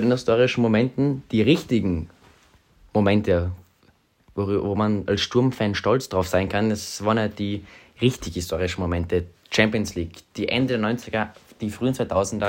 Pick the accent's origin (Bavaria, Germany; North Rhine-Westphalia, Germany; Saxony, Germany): Bavaria, Germany; Munich; now in Graz, Austria; Ich bin ein gebürtiger Münchner, meine Eltern beide nicht Steirer